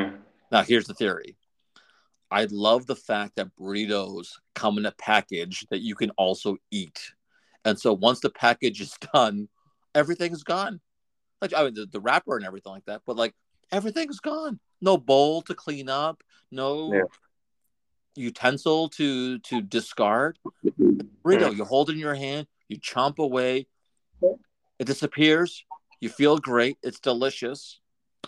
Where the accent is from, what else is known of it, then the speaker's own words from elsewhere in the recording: Massachusetts, United States; Growing up in Mass